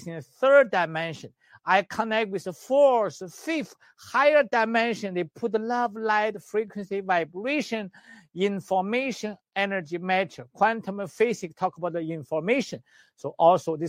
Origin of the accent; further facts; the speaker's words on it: China; moved away; also born or lived in Canada; I'm the doctor from Western medicine, China, and traditional Chinese medicine, acupuncturist, herbalist in China and in Canada